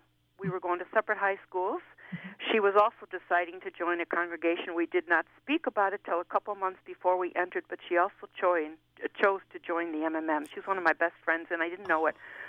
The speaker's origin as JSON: {"language": "English", "town": "Buffalo", "region": "New York", "country": "United States", "also_born_or_lived": "Boston", "moved": "as an adult", "said": "I'm from Buffalo, New York. That's where I'm from."}